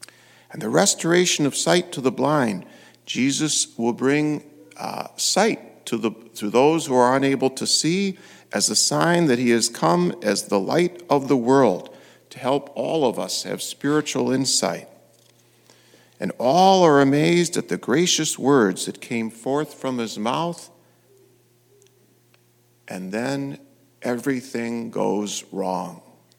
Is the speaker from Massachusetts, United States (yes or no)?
no; Fowlerville, Michigan, United States; I grew up in Fowlerville